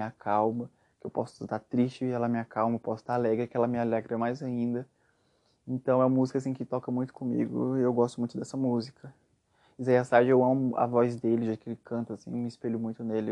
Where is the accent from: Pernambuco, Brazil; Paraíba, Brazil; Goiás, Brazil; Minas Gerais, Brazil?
Goiás, Brazil; Aparecida de Goiânia; Eu sou goiano, nascido em Goiânia, cresci em Aparecida de Goiânia